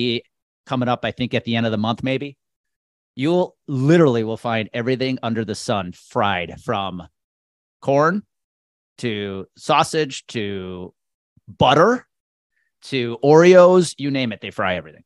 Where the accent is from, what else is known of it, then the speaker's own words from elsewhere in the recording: Milwaukee area, Wisconsin, United States; it's my hometown team, living thirty miles outside of Milwaukee